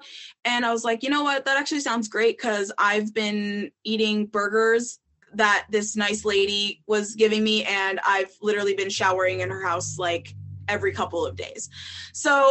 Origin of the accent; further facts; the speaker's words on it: Minnesota, United States; moved away as an adult; I was from Minnesota, that I hadn't been there that long